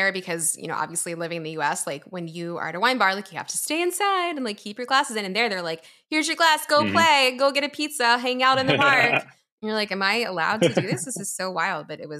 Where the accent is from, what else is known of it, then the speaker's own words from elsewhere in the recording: Philadelphia, Pennsylvania, United States; I'm from Philly, obviously.